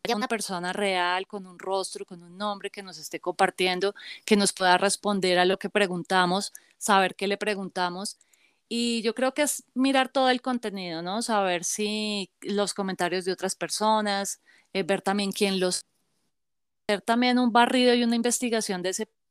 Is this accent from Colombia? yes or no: yes; Bogotá, Colombia; yo soy de Bogotá, Colombia